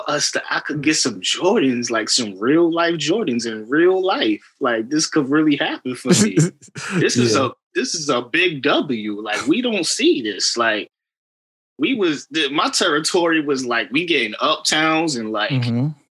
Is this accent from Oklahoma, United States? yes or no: no; Queens, New York, United States; No, nah, I'm from Queens.